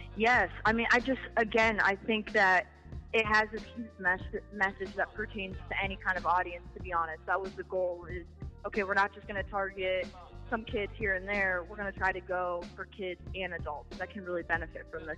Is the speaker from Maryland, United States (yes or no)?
no; Canton, Ohio, United States; I'm from Canton, Ohio